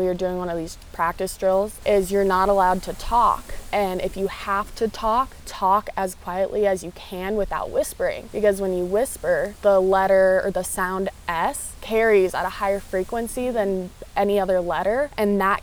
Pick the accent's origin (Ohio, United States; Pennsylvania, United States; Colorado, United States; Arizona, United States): Colorado, United States; Littleton; they'd ask me, where are you from? And I would say Denver, just because everyone knows Denver. And then some of them would be like, oh, where specifically? And I'd be like, Littleton.